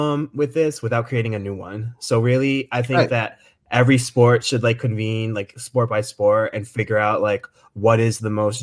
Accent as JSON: {"language": "English", "region": "Connecticut", "country": "United States", "said": "I'm from Connecticut. Oh yeah, we're both from Connecticut."}